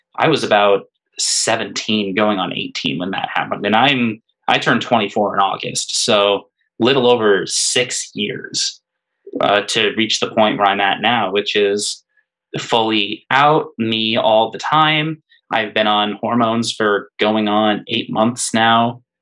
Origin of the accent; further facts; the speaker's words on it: Hanover, United States; growing up in Hanover, it was a town with I always joke that there were three churches, four bars, and not much else